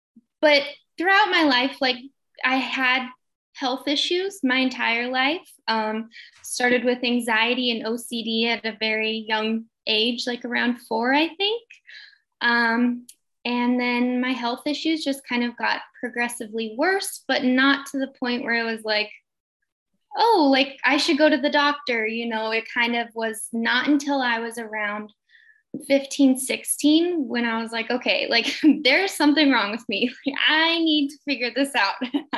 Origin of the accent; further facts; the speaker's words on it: California, United States; also born or lived in San Diego, California; I am born and raised in California. I was born in San Diego, and then I moved to a small town in the mountains when I was 7. But yeah, I've lived here my whole life.